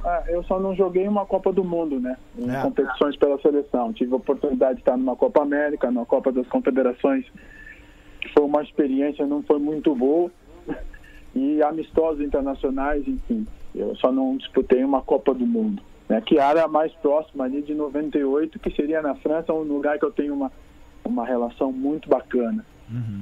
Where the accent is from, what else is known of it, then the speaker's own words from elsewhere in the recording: Rio Grande do Sul, Brazil; sendo gaúcho, cara, sendo daqui